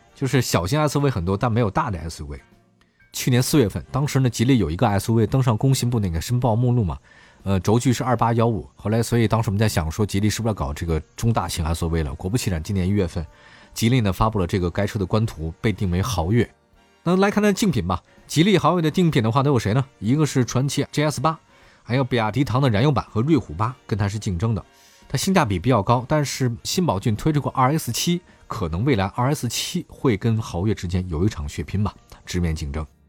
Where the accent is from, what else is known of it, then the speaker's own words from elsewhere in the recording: Beijing, China; 因为我是北京人